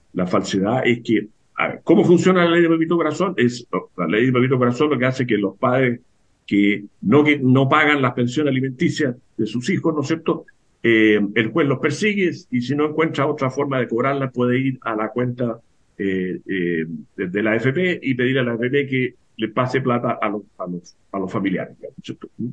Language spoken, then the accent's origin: Spanish; Chile